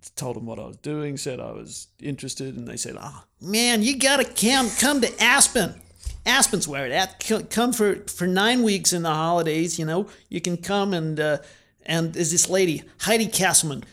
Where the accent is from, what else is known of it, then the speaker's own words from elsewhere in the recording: Canberra, Australian Capital Territory, Australia; moved away as an adult; also born or lived in Brisbane, Australia; I grew up in Canberra